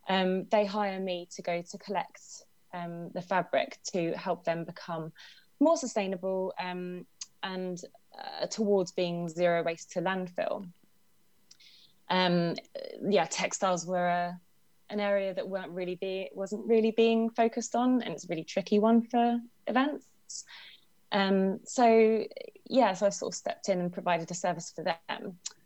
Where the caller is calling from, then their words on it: Brighton and Hove, South East England, United Kingdom; I'm calling from Brighton and Hove. Lovely sunny day here.